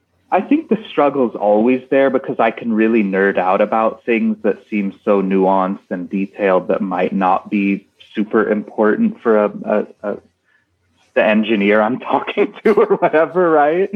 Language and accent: English; United States